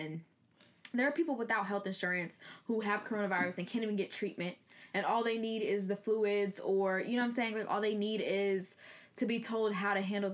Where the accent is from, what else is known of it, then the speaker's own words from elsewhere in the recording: Ohio, United States; moved away; I'm from Ohio, which is a swing state.